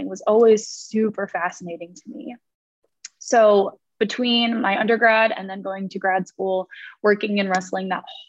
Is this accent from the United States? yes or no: yes; New Jersey, United States; moved away as an adult; also born or lived in Virginia; growing up in New Jersey